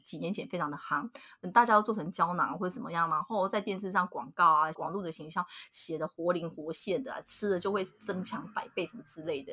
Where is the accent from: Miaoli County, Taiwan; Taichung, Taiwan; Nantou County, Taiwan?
Nantou County, Taiwan; 我们嗯。就是南投人嘛